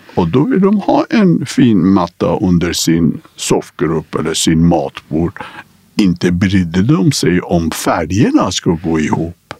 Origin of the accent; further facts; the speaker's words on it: Iran; also born or lived in Karlstad, Sweden; now in Sweden; vi är födda, liksom, vi kommer från Persia